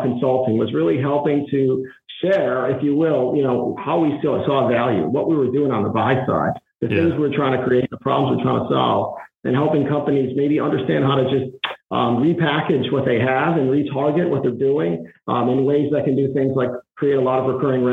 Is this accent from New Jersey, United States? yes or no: no; Providence, Rhode Island, United States; I grew up in Providence, Rhode Island